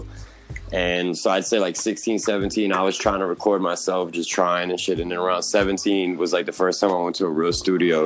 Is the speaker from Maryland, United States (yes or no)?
yes; Montgomery County, Maryland, United States; also born or lived in Hoboken, New Jersey / Washington, D.C. / Florida; now in Jersey City, United States; I ended up, you know, in Maryland, Montgomery County. Pretty much raised there. Now I'm back in Jersey.